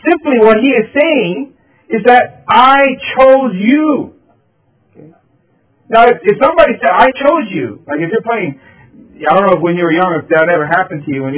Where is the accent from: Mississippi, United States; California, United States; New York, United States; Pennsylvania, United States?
Pennsylvania, United States; Philadelphia; back in elementary school, I was growing up in Philadelphia